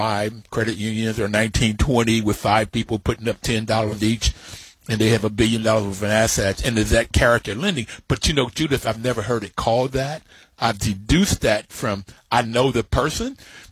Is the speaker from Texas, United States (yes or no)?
no; Bluefield, West Virginia, United States; I grew up in Bluefield, West Virginia, with a working poor family